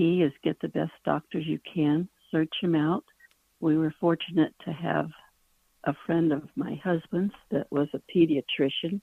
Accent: Ontario, California, United States; I grew up in Ontario, California.

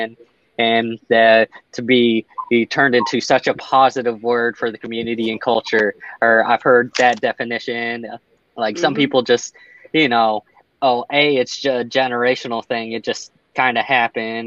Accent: El Paso, Texas, United States; I grew up in El Paso

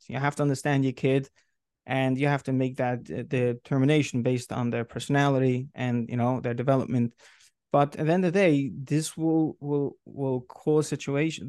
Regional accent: New York City, New York, United States; moved away as an adult; now in Rockland County, United States; I grew up in Brooklyn, New York

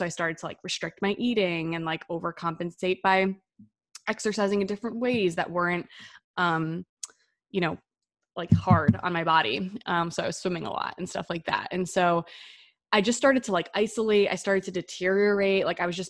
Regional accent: New Jersey, United States; I grew up in the Northeast, so in New Jersey, in a very loud Italian-American family and in like the suburbs.

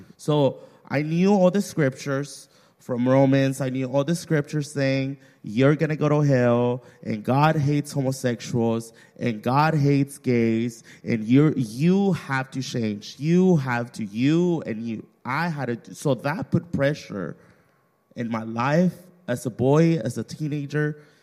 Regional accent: Mexico; moved away; I grew up in Mexico

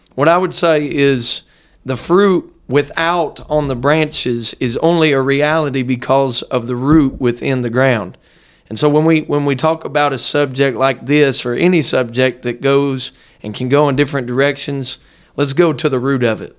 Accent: Dayton, Ohio, United States; now in Hamilton, United States; I was raised not far from here, just about forty miles north of here in a little suburb of Dayton

